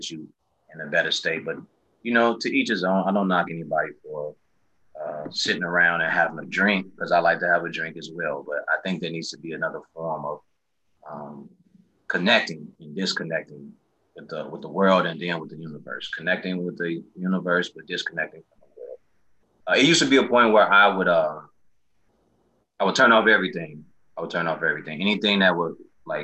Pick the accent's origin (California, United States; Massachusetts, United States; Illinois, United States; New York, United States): Illinois, United States; Chicago; born or raised there